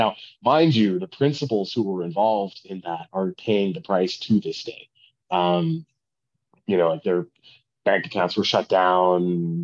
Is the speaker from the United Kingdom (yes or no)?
no; Canada; as a Canadian